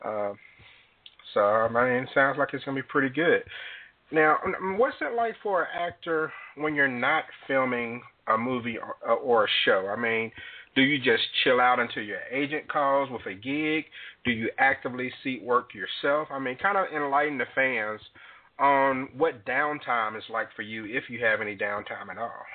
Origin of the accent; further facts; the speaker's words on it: Jackson, Mississippi, United States; the 601 area code, Jackson, Mississippi, which is my hometown